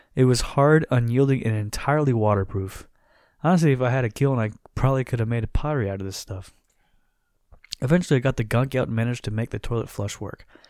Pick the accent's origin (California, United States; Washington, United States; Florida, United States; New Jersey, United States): Florida, United States; now we're from Florida